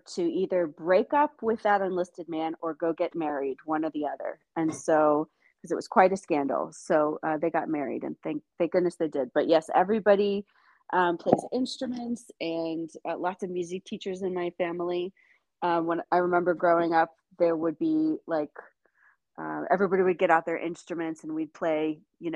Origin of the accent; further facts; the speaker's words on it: Winchester, Virginia, United States; I'm from Winchester originally. I'm part of the community. I went to school there